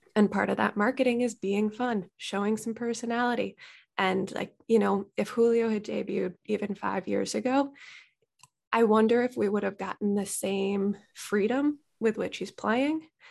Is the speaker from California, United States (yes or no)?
yes; Bay Area, California, United States; also born or lived in Cooperstown; now in Seattle, United States; I grew up in the Bay Area primarily